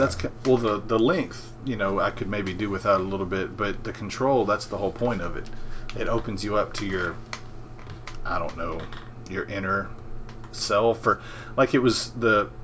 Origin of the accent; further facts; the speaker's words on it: Memphis, Tennessee, United States; moved away as an adult; now in North Mississippi, United States; I grew up in Memphis